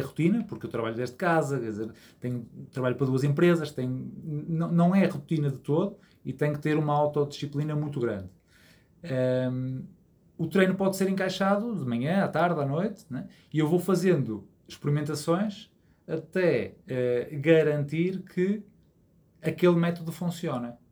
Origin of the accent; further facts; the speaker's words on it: Porto, Norte, Portugal; also born or lived in Azores; sou natural aqui do Porto